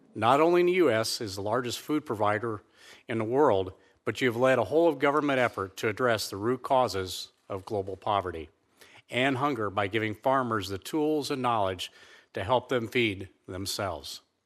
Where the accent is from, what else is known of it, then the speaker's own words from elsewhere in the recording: Leesburg, Indiana, United States; I was born in Leesburg, Indiana, one of five children in a six-generation family farm. We were raised on a modest two hundred acre farm